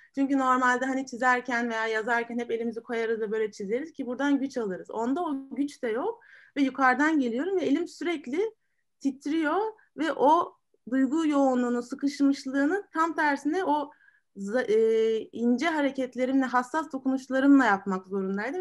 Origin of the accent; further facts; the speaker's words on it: Marmaris, Muğla, Turkey; ben de Marmarisliyim